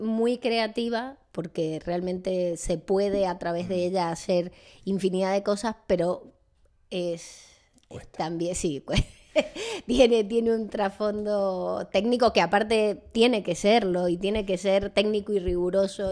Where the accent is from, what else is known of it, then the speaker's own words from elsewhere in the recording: San Juan, Argentina; moved away as an adult; also born or lived in Italy; now in Madrid, Spain; Yo no soy de Buenos Aires, eh, entonces eh, soy de San Juan, de una ciudad del interior de, Argentina